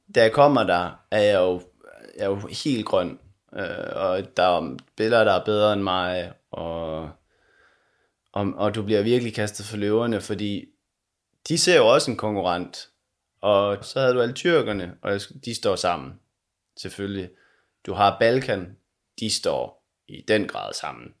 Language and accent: Danish; Denmark; moved away as an adult; also born or lived in Konya, Turkey; her, hjemme i Danmark